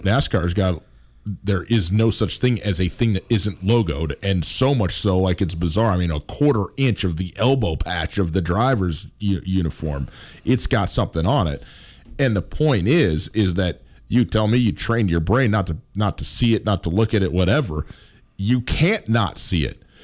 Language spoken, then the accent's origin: English; Wisconsin, United States; I'm from Wisconsin.